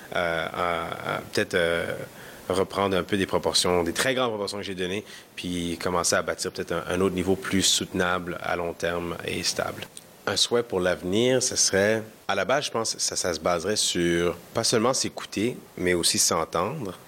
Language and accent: French; Montreal, Quebec, Canada; first language Kinyarwanda; French is a second language; also born or lived in Edmonton, Alberta; Je suis né à Montréal, d'origine rwandaise.